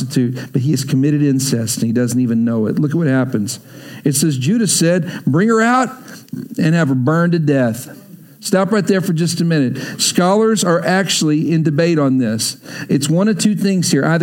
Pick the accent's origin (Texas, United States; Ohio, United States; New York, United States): Texas, United States; I grew up in Texas